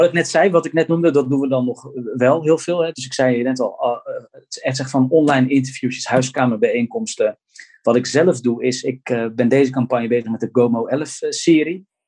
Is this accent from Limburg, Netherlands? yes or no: no; Gouda, South Holland, Netherlands; ik kom dan uit Gouda